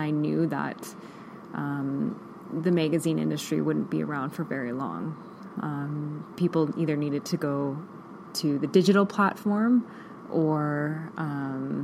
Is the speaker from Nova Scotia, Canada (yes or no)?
no; Vancouver Island, British Columbia, Canada; moved away as an adult; now in Kelowna, Canada; I grew up on the Vancouver Island, and I had lived there my whole life